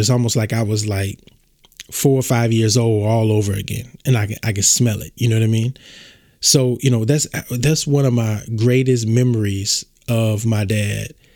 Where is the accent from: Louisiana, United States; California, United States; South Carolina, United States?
Louisiana, United States; born in Baton Rouge, small town in southern; I'm from Louisiana, small town in Louisiana, southern Louisiana. I was born at uh, Earl K. Long Hospital in Baton Rouge, Louisiana.